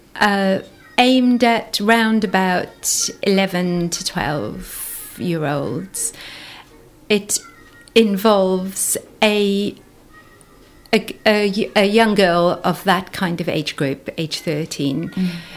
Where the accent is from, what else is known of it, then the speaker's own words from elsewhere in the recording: South Africa; moved away as an adult; now in Somerset, United Kingdom; I grew up in South Africa, went to university there